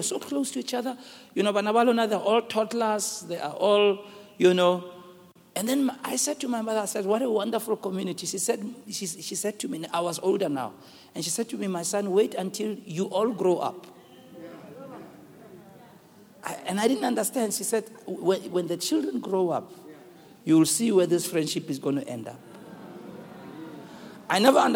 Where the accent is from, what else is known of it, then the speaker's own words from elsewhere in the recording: Rockville, Gauteng, South Africa; also born or lived in Western Native Township; my mother, in where we grew up in Rockville, we came from Rockamo, 1961. That's the year in which I was born. We were moved from Western Native Township.